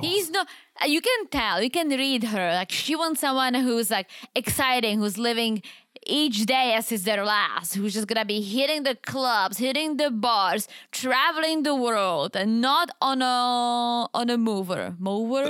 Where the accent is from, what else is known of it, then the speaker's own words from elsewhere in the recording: Czechia; English is a second language; moved away; it's far from my hometown. It's like five hour drive. It's literally the opposite side of the Czech Republic